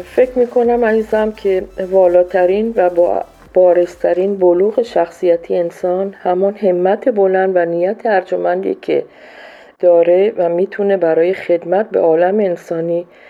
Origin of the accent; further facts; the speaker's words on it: Iran; moved away as an adult; also born or lived in Colombia / Peru; now in Ecuador; من از سال 76 از ایران بیرون اومدم و رفتم کلمبیا بعد از اون رفتم پرو بعدشم اکوادور هستم